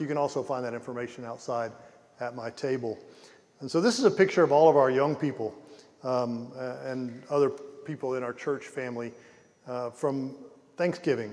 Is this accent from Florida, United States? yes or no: yes; Pensacola, Florida, United States; also born or lived in Ukraine; I grew up in Pensacola, Florida